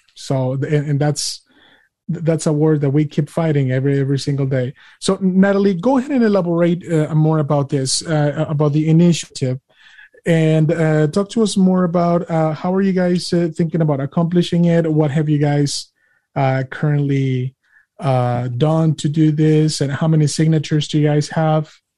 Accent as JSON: {"language": "English", "country": "Mexico", "moved": "yes", "lives_now": "United States", "said": "I'm an immigrant. I'm an immigrant from Mexico, and I came here inspected and admitted."}